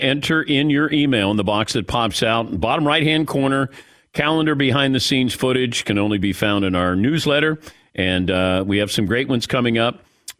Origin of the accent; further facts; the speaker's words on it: Mason, Ohio, United States; I'm from Mason, not Montgomery.